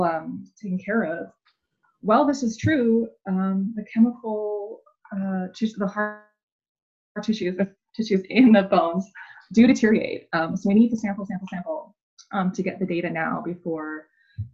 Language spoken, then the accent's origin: English; Vancouver Island, British Columbia, Canada; I grew up on Vancouver Island